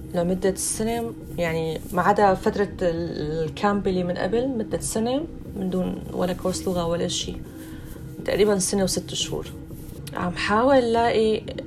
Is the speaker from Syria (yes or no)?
yes; Syria; moved away as an adult; now in Germany; انا مثلا جاي من سوريا من بلاد العدم